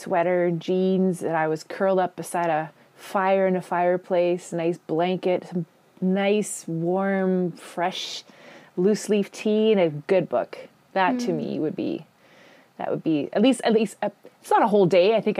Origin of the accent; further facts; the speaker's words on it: Pansy, Manitoba, Canada; I grew up in a small farming community in southeastern Manitoba and a place actually called Pansy.